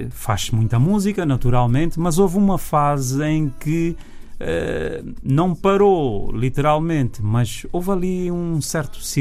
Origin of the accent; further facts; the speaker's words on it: Mindelo, São Vicente, Cape Verde; now in United States; Sou de São Vicente.